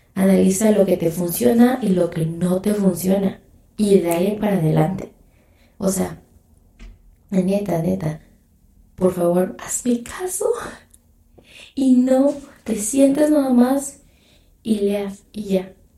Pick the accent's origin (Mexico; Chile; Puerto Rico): Mexico; yo soy mexicana